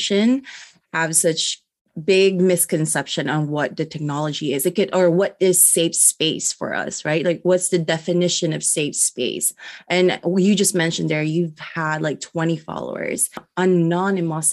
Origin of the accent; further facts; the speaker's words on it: Philippines; now in United States; I am a Filipina immigrant, and I was also born and raised out from the Philippines.